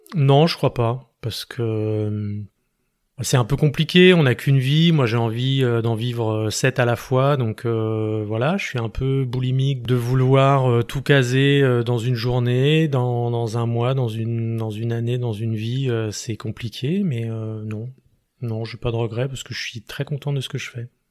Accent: Esbly, Île-de-France, France; now in Grenoble, France; J'ai grandi en région parisienne, dans une petite ville qui s'appelle Esbly, à 40 km à l'est de Paris, en Seine-et-Marne

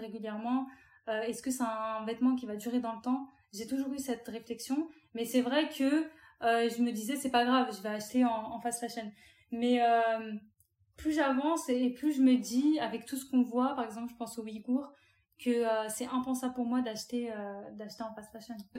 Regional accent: France; je suis algérienne, mes parents sont tous les deux algériens. Je suis née en France

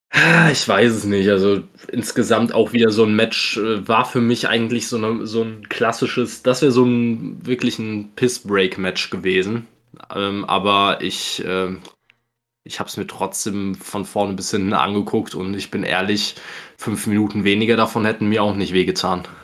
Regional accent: Germany; als Deutscher

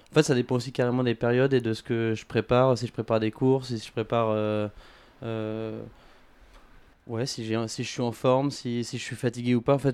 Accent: Paris, Île-de-France, France; j'ai 25 ans, je suis parisien. Euh, pas depuis toujours parce que je suis fils de militaire donc on a pas mal bougé.

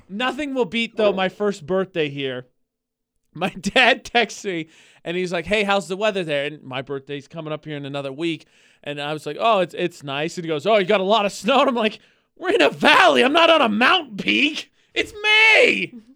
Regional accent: Midwest, United States; now in Utah, United States; I'm from the Midwest

